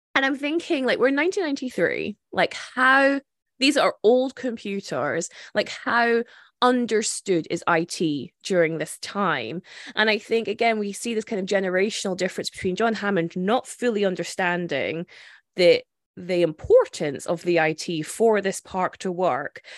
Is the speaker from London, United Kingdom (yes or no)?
no; Scotland, United Kingdom; as a Scottish person